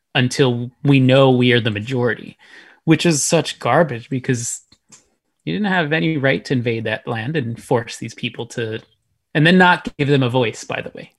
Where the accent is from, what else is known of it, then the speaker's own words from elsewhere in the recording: Texas, United States; I was born and raised here. That's where I'm really from